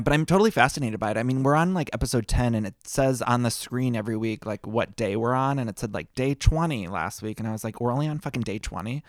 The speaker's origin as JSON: {"language": "English", "town": "Solon", "region": "Ohio", "country": "United States", "tie": "born or raised there", "moved": "as an adult", "lives_now": "Los Angeles, United States", "said": "I grew up in Ohio, in Solon, Ohio, which is like a small town outside of Cleveland"}